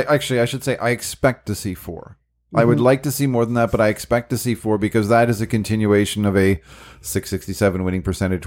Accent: Quebec, Canada; I'm from Quebec.

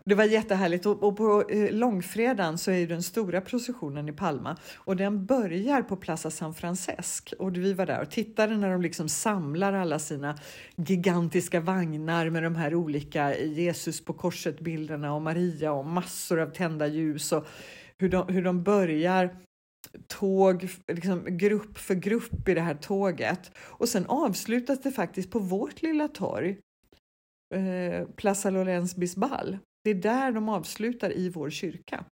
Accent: Sweden; moved away; vi svenskar som är soldyrkare

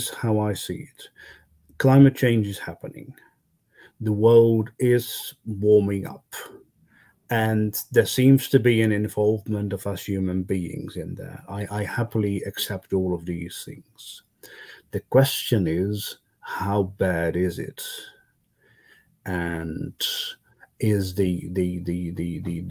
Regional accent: Netherlands; also born or lived in Brussels; coming back to the Netherlands, I realized how poor my home country was actually

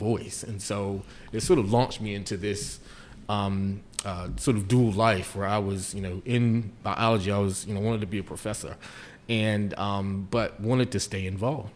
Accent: Chocowinity, North Carolina, United States; I grew up on a dirt road in Chocowinity, North Carolina

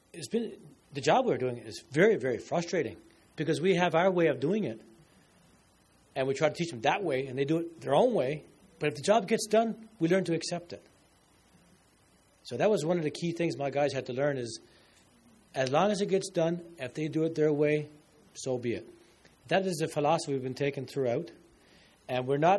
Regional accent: Newfoundland and Labrador, Canada; I'm from Newfoundland.

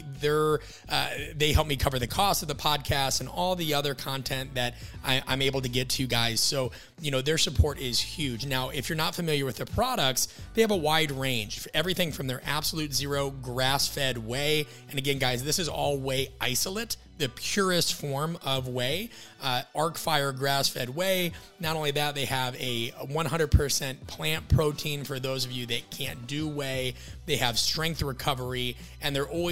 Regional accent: Midwest, United States; I'm from the Midwest. So there's a running joke that we kind of grew up on steak and milk

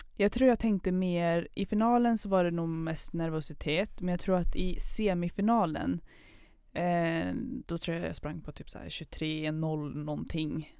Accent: Kil, Värmland, Sweden; moved away as an adult; also born or lived in Pakistan / Höganäs, Skåne; now in Karlstad, Sweden; född i Pakistan, uppväxt i Skåne från början, men sen Värmland

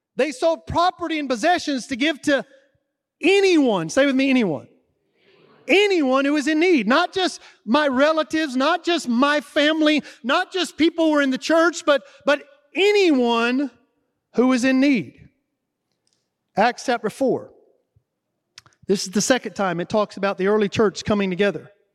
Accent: the South, United States; I'm from the South.

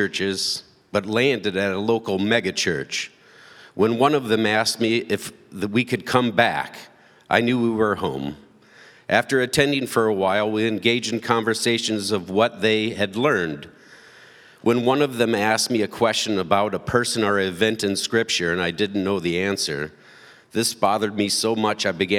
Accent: St. Louis, Missouri, United States; now in Redford, United States; I was born in St. Louis, Missouri.

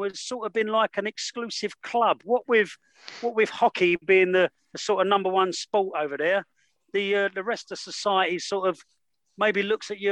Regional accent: England, United Kingdom; moved away; I'm English

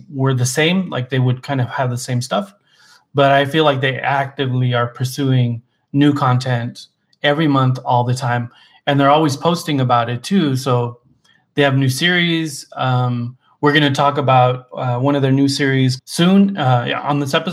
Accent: Arizona, United States; moved away; We're originally from Arizona

